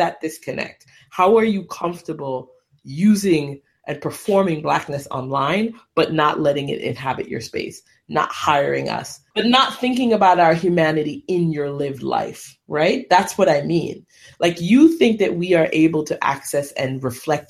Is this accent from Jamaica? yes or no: yes; Jamaica; as a Jamaican